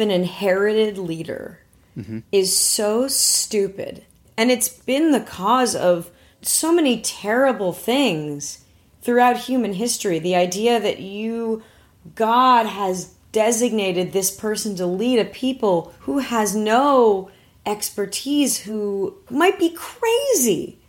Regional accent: Manhattan Beach, California, United States; I grew up in Manhattan Beach, California, which is like a nice beach town

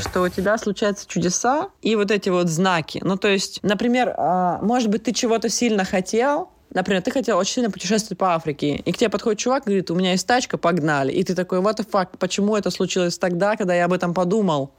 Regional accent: Russia; now in Portugal; я тоже из маленькой страны, Россия

